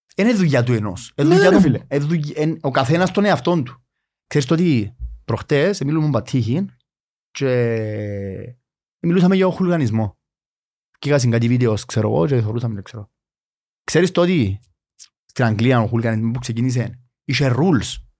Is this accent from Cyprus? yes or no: yes; Nicosia, Nicosia District, Cyprus; εγώ μεγάλωσα στη Λευκοσία